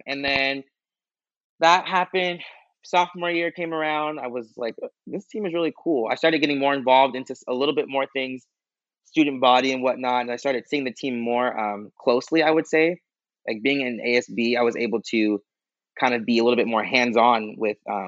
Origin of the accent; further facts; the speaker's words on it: Corona, California, United States; I'm from Corona